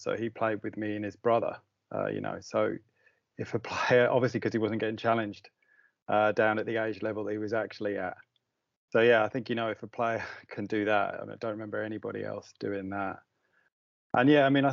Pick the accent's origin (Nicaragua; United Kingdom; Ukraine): United Kingdom; Daventry, East Midlands; Drayton Grange was a new club because it was a new estate that we all lived on.